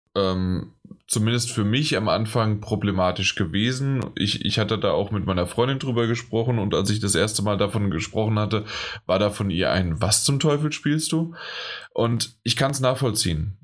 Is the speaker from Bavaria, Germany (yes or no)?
no; Frankfurt, Hesse, Germany; für mich als Frankfurter, als Hesse